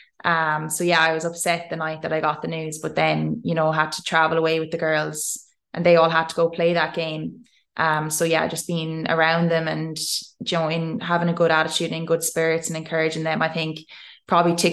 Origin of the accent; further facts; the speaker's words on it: Ireland; moved away as an adult; now in Australia; I'm this Irish girl